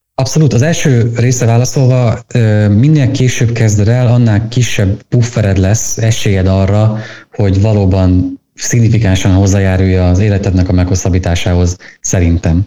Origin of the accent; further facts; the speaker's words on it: Szabolcs-Szatmár-Bereg, Hungary; Én Szabolcsi vagyok